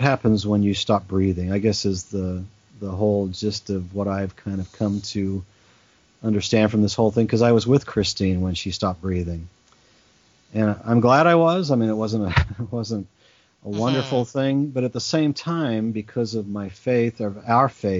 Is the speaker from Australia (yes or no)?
yes; Australia; moved away; also born or lived in England; So I was born in England. I grew up in Australia